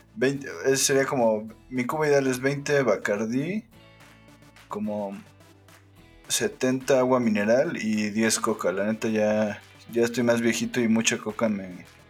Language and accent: Spanish; Mexico; como mexicano